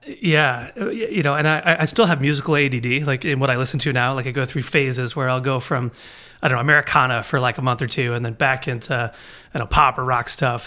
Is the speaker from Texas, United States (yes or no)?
no; Baltimore, Maryland, United States; moved away as an adult; I was born and raised in Baltimore